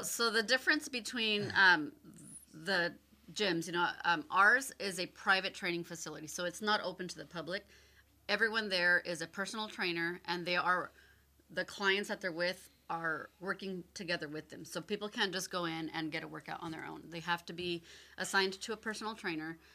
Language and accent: English; Oceanside, California, United States; I'm born and raised in Oceanside